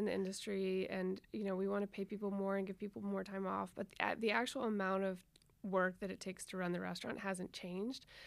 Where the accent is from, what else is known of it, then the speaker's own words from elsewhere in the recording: Nashville, Tennessee, United States; moved away as an adult; also born or lived in New Orleans; I grew up in Nashville